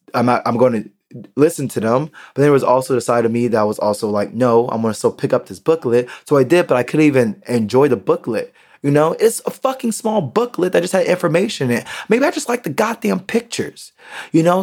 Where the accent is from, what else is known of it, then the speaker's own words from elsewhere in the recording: United States; moved away as an adult; now in Berlin, Germany; I'm American